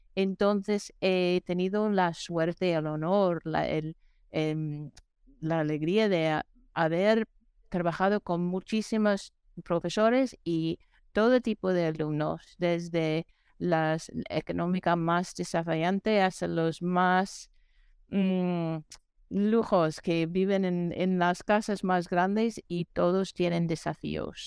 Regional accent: New York, United States; moved away; also born or lived in New Mexico; aquí soy de, de Nueva York

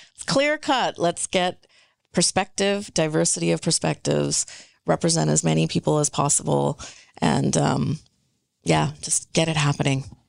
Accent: British Columbia, Canada; first language Punjabi; English is a second language; I'm born and raised here, but I was speaking Punjabi at home before I was speaking English on the street.

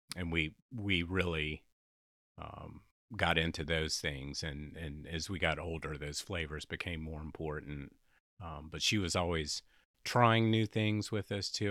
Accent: Louisiana, United States; accent: Southern drawl; also born or lived in New York City, United States; in Louisiana, she got into cooking lessons to help supplement our income

